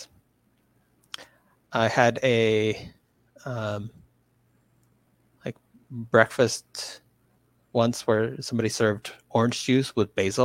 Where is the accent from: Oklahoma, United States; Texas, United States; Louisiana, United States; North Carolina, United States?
Louisiana, United States; moved away; also born or lived in New England; I grew up in Louisiana, and so I've had lots of interesting food combos that people in the West don't necessarily get